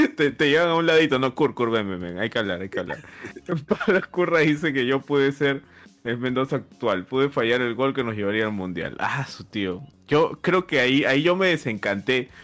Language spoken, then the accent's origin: Spanish; Peru; somos peruanos